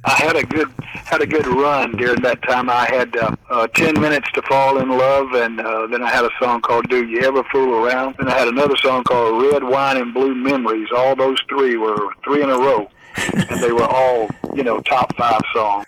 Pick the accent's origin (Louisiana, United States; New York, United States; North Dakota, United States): Louisiana, United States; Spring Hill; my hometown of Spring Hill, Louisiana